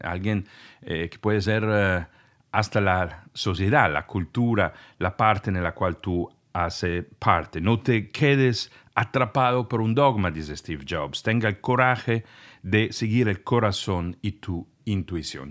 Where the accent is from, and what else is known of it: Italy; first language Italian; Spanish is a second language; moved away